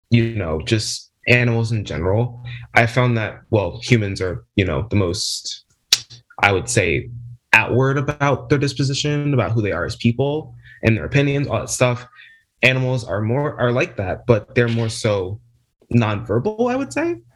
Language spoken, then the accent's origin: English; New Jersey, United States; I'm 20, very young, I know. I'm from New Jersey, South Jersey specifically.